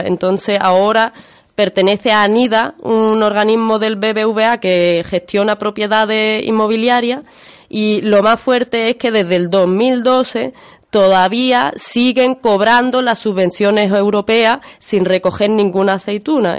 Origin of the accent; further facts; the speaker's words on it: Málaga, Andalusia, Spain; yo soy de Málaga